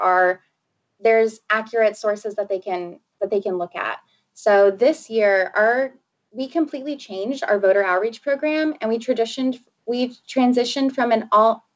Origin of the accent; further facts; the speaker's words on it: Rio Grande Valley, Texas, United States; So actually, I am from the border. I'm from the Rio Grande Valley of Texas, not El Paso